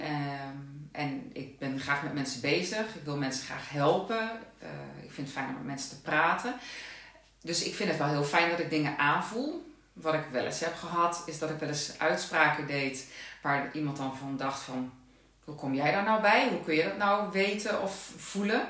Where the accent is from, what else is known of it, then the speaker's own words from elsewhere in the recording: Netherlands; now in Limburg, Netherlands; Ik eh, woon in Limburg, maar ik ben een Hollandse.